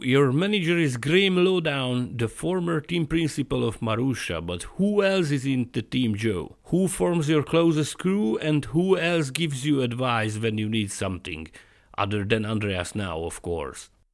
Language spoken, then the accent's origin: English; Hungary; I'm from Hungary